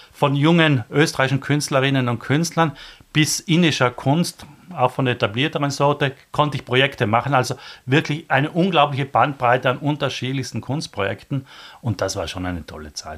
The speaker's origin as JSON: {"language": "German", "area": "South Tyrol", "region": "Trentino-Alto Adige", "country": "Italy", "moved": "as an adult", "lives_now": "Vienna, Austria", "said": "ich komme aus Südtirol"}